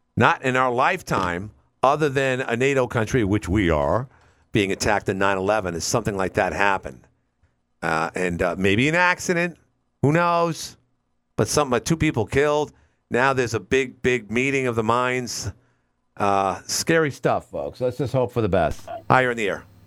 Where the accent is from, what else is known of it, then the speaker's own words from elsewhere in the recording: New York, United States; as a New Yorker